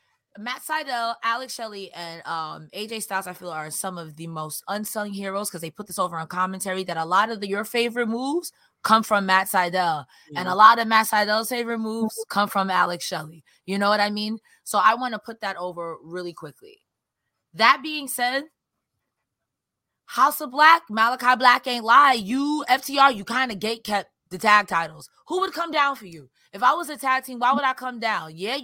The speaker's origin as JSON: {"language": "English", "town": "Winnipeg", "region": "Manitoba", "country": "Canada", "said": "I'm from Winnipeg. You idiot."}